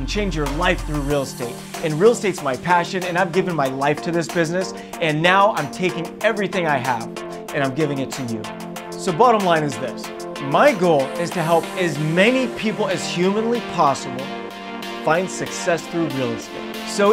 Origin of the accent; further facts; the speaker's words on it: Buena Park, California, United States; I was a kid from Buena Park, California